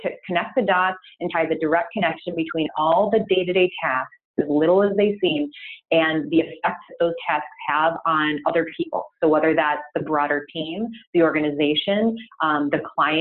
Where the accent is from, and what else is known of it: United States